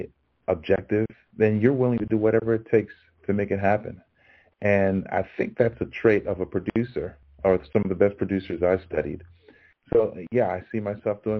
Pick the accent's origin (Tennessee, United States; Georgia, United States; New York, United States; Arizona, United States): New York, United States; also born or lived in Los Angeles; I'm originally from New York, and I'm rooting for my hometown Knicks